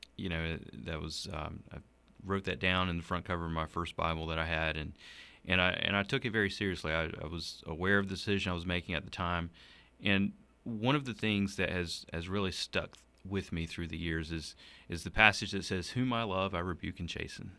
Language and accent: English; Donalds, South Carolina, United States; also born or lived in Anderson, South Carolina / Townville, South Carolina; I grew up in rural Donald, South Carolina, where he pastored for the, for twelve years.